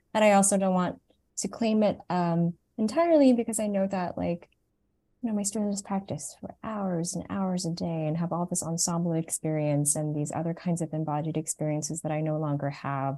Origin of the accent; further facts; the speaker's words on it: Toronto, Ontario, Canada; moved away; I grew up in Toronto, Canada. I was born there, and my parents, um, are Vietnamese refugees